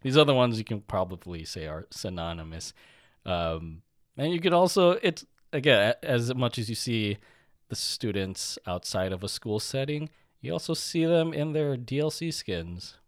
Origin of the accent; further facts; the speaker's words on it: United States; growing up in America, in our school systems, our lunches were shit